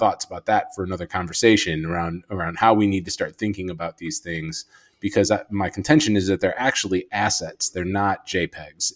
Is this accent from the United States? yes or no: yes; Chicago, Illinois, United States; I'm from Chicago